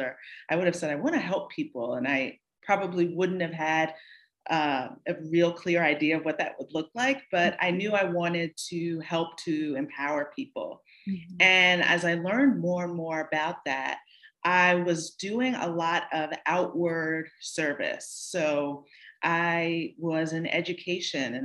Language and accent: English; Northern New Jersey, United States; also born or lived in New York City; I was born in New York City, raised in Northern New Jersey, and then returned to New York City